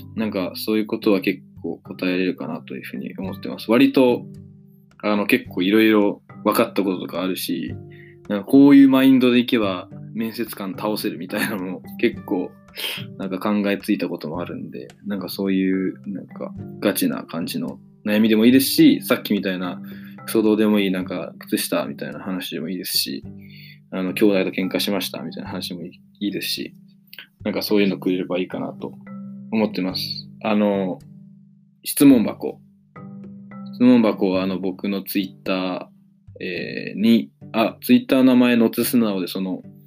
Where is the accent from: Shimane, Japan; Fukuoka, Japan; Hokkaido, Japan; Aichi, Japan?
Shimane, Japan; Matsue; moved away; 僕の、まあ、故郷の松江